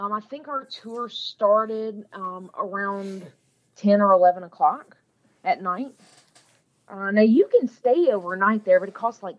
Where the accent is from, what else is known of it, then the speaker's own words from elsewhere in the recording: Nashville, Tennessee, United States; I'm from Nashville. I'm a Nashville native.